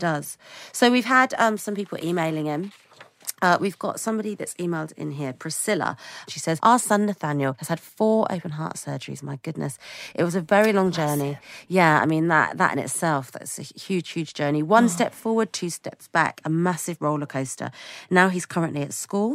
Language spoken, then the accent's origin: English; United Kingdom; as a British person